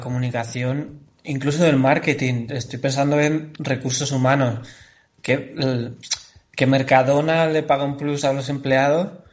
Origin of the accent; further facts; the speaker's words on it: Andalusia, Spain; yo soy andaluz